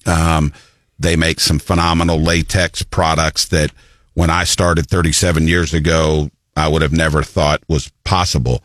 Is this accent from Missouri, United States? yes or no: yes; Columbia, Missouri, United States; also born or lived in Florence, Alabama; when I was about three, my mother and I moved to Columbia, and I've been here ever since, which would be 53 years